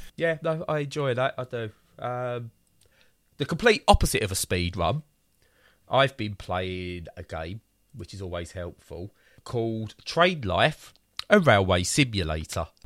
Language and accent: English; Romford, London, United Kingdom; I'm from Romford